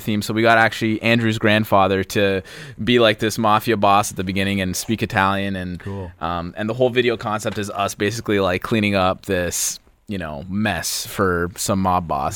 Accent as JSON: {"language": "English", "town": "Vaughan", "region": "Ontario", "country": "Canada", "tie": "born or raised there", "said": "we're from Vaughan Woodbridge area. We grew up around there"}